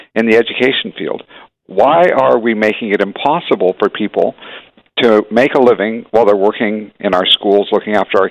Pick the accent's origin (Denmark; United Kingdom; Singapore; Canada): Canada; Hamilton, Ontario; I grew up in Hamilton. It's a union town